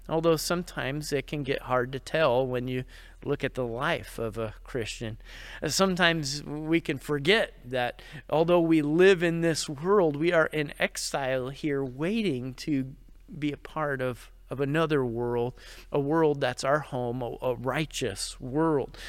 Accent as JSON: {"language": "English", "region": "New York", "country": "United States", "said": "I'm from New York and I've kinda heard about it all my life"}